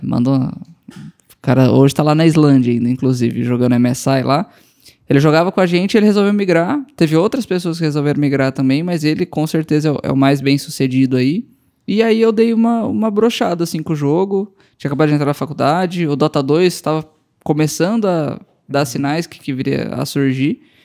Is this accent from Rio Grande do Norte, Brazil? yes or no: no; Campo Grande, Mato Grosso do Sul, Brazil; moved away as an adult; also born or lived in Bragança Paulista / Goiânia; eu fui morar em Campo Grande com cinco anos e fiquei lá até. Fiz faculdade lá, formei